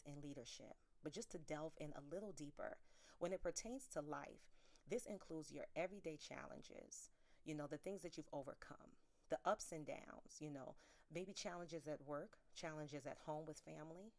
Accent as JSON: {"language": "English", "town": "New York City", "region": "New York", "country": "United States", "said": "I'm from South Bronx, New York"}